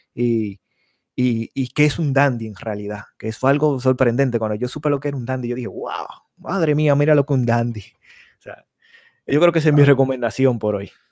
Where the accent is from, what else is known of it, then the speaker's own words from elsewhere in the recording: Dominican Republic; now in United States; Ya yo soy dominicana.